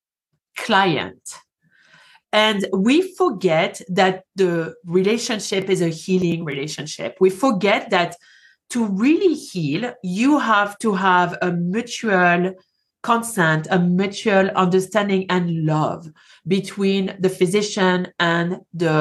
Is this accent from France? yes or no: yes; France; accent: French; English is a second language; moved away as an adult; now in Colorado, United States; I moved from France, hence the accent